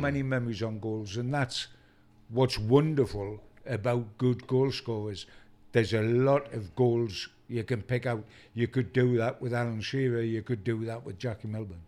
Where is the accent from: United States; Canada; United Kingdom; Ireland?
United Kingdom; Newcastle upon Tyne, North East England; as a Newcastle fan, myself, and as a Geordie